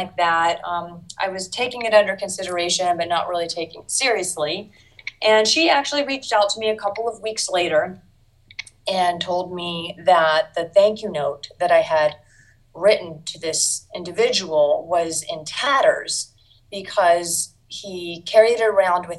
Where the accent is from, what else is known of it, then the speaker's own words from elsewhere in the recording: Washington, District of Columbia, United States; I grew up in Washington, D.C., lived here almost my whole life